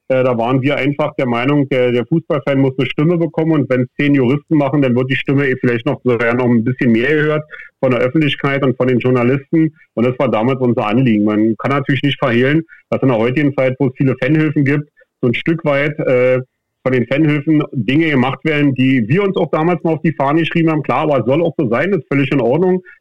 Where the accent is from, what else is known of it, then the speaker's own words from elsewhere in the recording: Berlin, Germany; ich sag mal äh, ganz salopp als Berliner, so einen Stock im Arsch haben